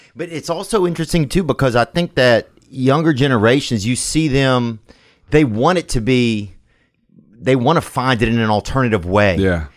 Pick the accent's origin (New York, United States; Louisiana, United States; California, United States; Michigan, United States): Louisiana, United States; I grew up in Louisiana